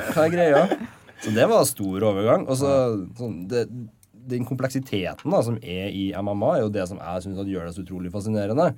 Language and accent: Norwegian; Levanger, Trøndelag, Norway; moved away as an adult; now in Trondheim, Norway; Levanger, der jeg kommer fra